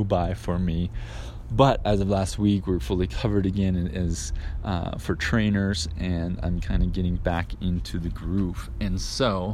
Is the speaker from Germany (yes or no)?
no; Canada; now in Guadalajara, Mexico; I live in Guadalajara, Mexico. I'm Canadian